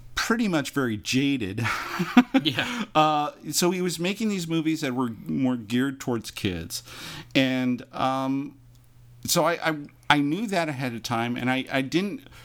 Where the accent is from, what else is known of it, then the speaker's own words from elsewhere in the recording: Imperial Beach, California, United States; growing up in Imperial Beach